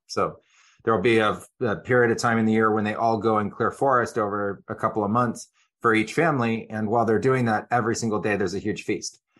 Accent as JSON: {"language": "English", "area": "Silicon Valley", "region": "California", "country": "United States", "tie": "born or raised there", "also_born_or_lived": "Amazon", "moved": "as an adult", "said": "I grew up in Silicon Valley"}